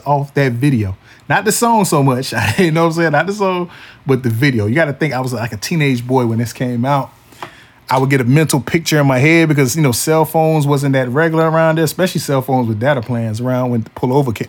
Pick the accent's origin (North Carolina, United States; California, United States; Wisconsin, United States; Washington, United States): North Carolina, United States; Wilson; my hometown of Wilson, North Carolina. 252